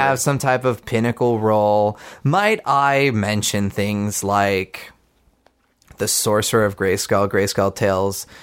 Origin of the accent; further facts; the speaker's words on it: Pittsburgh, Pennsylvania, United States; my hometown